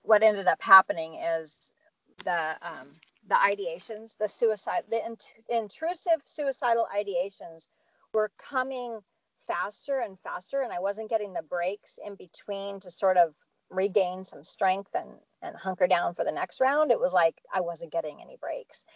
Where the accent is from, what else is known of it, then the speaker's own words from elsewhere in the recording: Santa Cruz, California, United States; moved away; my hometown, Santa Cruz, California